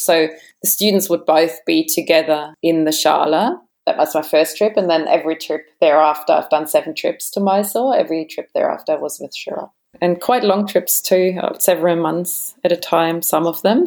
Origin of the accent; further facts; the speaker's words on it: Germany; moved away as an adult; also born or lived in Sydney, Australia / Adelaide, Australia / Perth, Australia / Bali, Indonesia; now in Australia; German origin. So I was born in Germany. I grew up in Germany as well. And it wasn't until I was about 20, 21 that I came to Australia